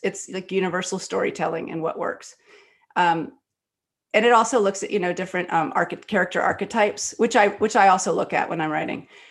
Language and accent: English; Texas Gulf Coast, United States; I was born in Texas on the Gulf Coast